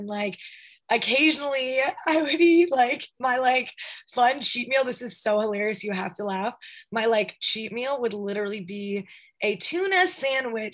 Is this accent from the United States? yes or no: yes; the South, United States; I'm from the South.